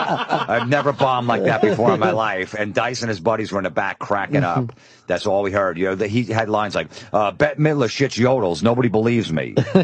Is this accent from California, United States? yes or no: no; New York, United States; I'm a comic from New York. We're comics.